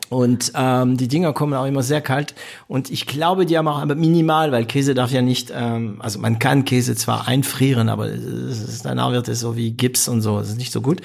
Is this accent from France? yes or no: yes; France; als Franzose